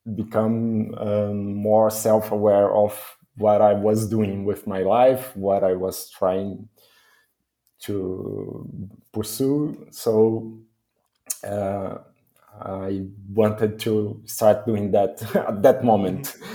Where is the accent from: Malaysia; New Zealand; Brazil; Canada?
Brazil; I'm from Brazil